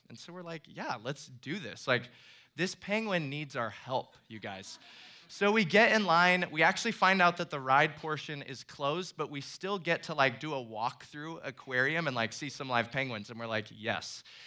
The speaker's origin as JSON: {"language": "English", "region": "Iowa", "country": "United States", "moved": "as an adult", "lives_now": "Florida, United States", "said": "I'm actually from Iowa and then moved to Florida a couple of years ago."}